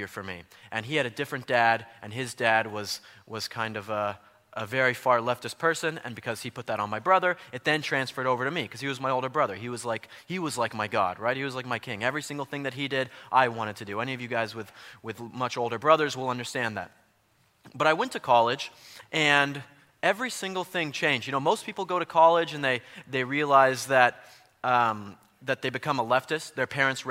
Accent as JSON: {"language": "English", "region": "Colorado", "country": "United States", "said": "I'm from Colorado, and growing up my entire life, I was a liberal atheist"}